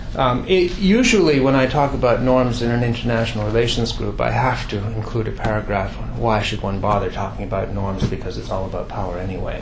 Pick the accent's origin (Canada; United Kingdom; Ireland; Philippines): Canada; Quebec; I come from Quebec